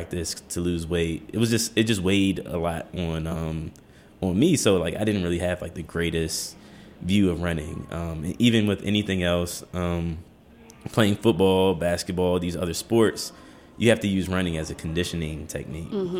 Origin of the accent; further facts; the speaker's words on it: Washington, District of Columbia, United States; Born and raised in Petworth on Webster Street.